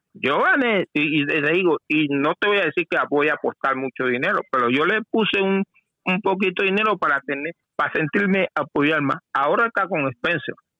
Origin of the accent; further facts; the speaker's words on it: Portugal; moved away; soy portugués